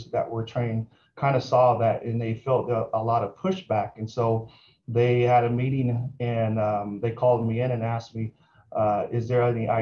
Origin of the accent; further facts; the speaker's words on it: Portland, Oregon, United States; moved away as an adult; also born or lived in Fresno, California / Merced County, California; I'm originally from Portland, Oregon, born and raised